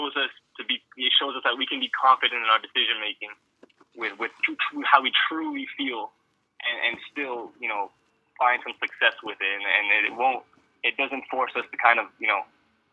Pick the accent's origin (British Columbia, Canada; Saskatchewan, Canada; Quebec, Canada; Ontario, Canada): Ontario, Canada; Toronto; we're from Toronto